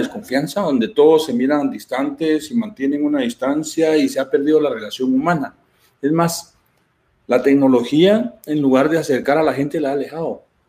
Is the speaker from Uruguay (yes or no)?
no; Guatemala; moved away; yo soy de Guatemala